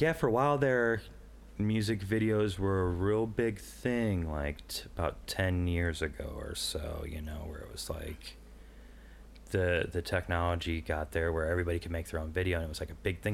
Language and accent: English; Illinois, United States; I'm from the Quad Cities